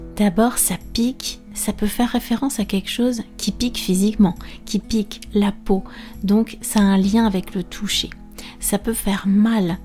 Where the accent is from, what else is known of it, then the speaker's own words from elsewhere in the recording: France; je suis française prof de français langue étrangère